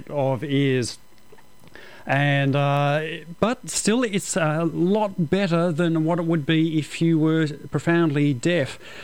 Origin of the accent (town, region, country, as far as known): Australia; accent: Australian